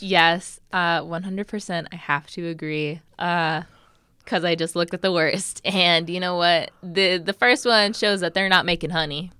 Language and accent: English; Nebraska, United States; I grew up in Nebraska